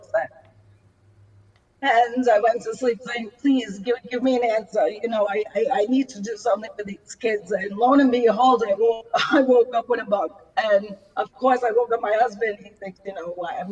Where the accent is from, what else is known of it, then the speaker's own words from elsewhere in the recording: New York City, New York, United States; now in New Jersey, United States; I'm from Staten Island, New York